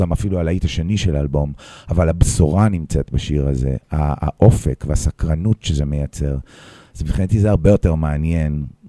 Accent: Petah Tikva, Central District, Israel; also born or lived in New York; now in Tel Aviv, Israel; עד גיל 17-18 הייתי בפתח תקווה

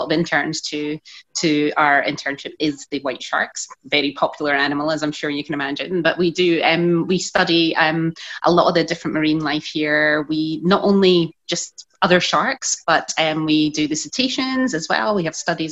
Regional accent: Scotland, United Kingdom; moved away as an adult; now in Mossel Bay, South Africa; Growing up in Scotland

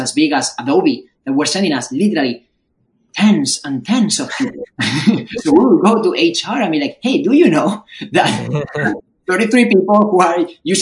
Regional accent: Madrid, Community of Madrid, Spain; moved away as an adult; now in Bay Area, United States; I'm also from Madrid

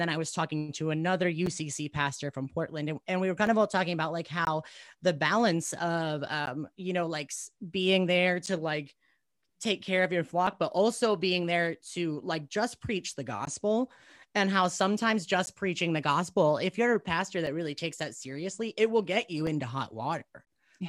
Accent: United States; I'm actually pretty deeply American

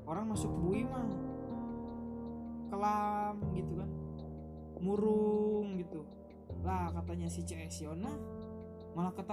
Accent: Cirebon, West Java, Indonesia; lu dari Lampung gue dari Cirebon sama-sama bukan orang pribumi

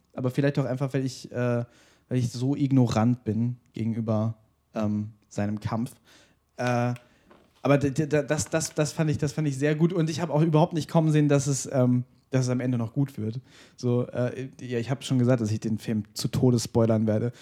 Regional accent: Germany; ich bin Deutscher

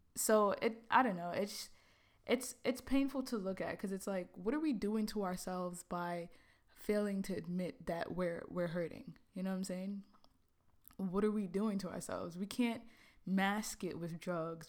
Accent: New York City, New York, United States; moved away as an adult; also born or lived in Trinidad; now in Los Angeles, United States; growing up in Brooklyn, you know, I was born in the Caribbean, born in Trinidad

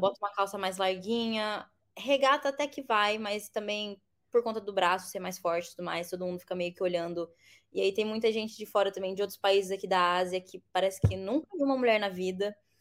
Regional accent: Bauru, São Paulo, Brazil; moved away as an adult; now in United Arab Emirates; eu sou de Bauru, nascida e sempre morei em Bauru

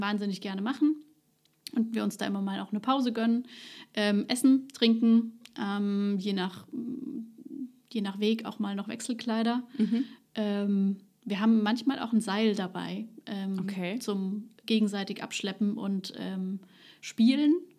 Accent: Ludwigshafen, Rhineland-Palatinate, Germany; now in Neustadt an der Weinstraße, Germany; Ich bin Ludwigshafen geboren

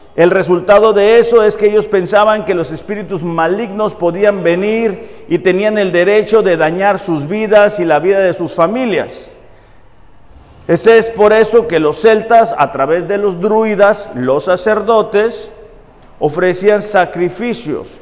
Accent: Mexicali, Baja California, Mexico; moved away as an adult; yo soy de Mexicali

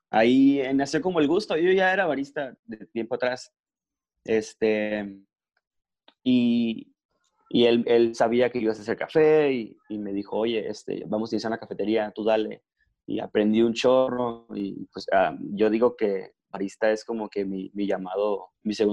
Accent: Mexico; now in Mexicali, Mexico; más mexicano que, nada, pero, pero lo único que tengo de francés es este, el apellido.

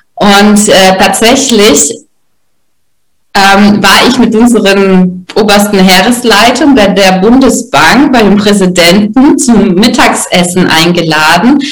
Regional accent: Russia; moved away; ich als Russin

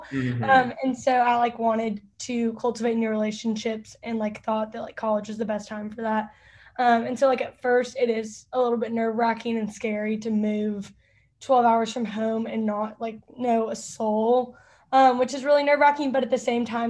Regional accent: Fairview, Texas, United States; moved away as an adult; now in Auburn, United States; I am from Fairview, so I went to Lovejoy, but then decided to go 12 hours from home and go to Auburn.

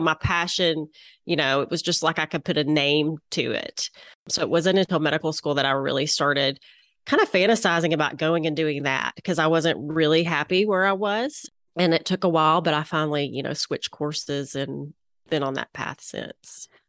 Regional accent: Little Rock, Arkansas, United States; accent: southern; I'm located in Little Rock, Arkansas, which you can probably tell by my southern accent

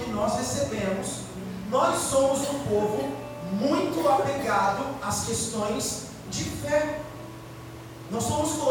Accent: Brazil; Nós nascemos no Brasil.

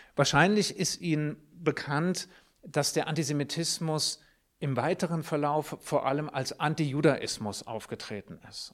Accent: Germany; Ich bin als Jude in Deutschland aufgewachsen

